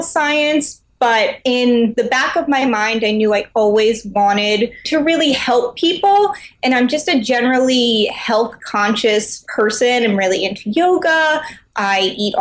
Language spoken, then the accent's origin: English; United States; I grew up in New York